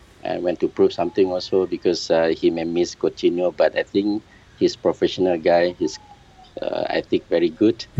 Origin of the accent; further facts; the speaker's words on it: Kuching, Sarawak, Malaysia; I'm from Kuching, Sarawak, East Malaysia